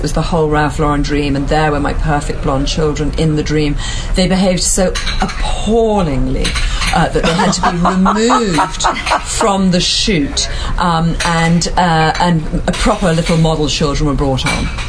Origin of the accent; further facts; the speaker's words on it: England, United Kingdom; moved away as an adult; also born or lived in Scotland / Boston / Paris / New York; now in Harbour Island, Bahamas; So, well, I grew up in England.